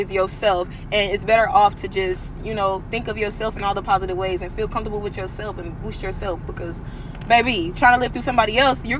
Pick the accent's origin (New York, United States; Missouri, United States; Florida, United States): Missouri, United States; St. Louis; moved away as an adult; now in Houston, United States; I'm from St. Louis, Missouri.